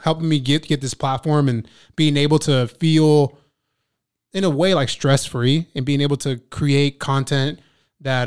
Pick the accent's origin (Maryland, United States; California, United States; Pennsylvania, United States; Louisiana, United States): California, United States; Ventura County; I grew up in Ventura County